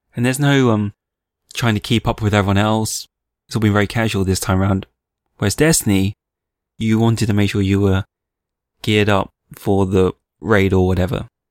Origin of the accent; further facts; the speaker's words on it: United Kingdom; I'm a Brit, which I am.